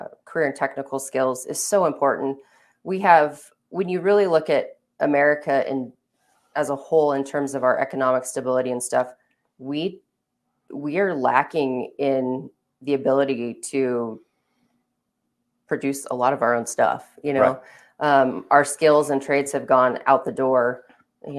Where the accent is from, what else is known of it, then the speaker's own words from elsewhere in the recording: Baker City, Oregon, United States; also born or lived in La Grande, Oregon; I'm from Baker, I live in Baker